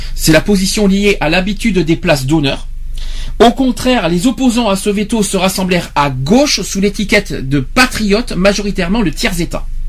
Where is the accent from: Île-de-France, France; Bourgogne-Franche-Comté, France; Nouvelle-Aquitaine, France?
Nouvelle-Aquitaine, France; chez nous en Aquitaine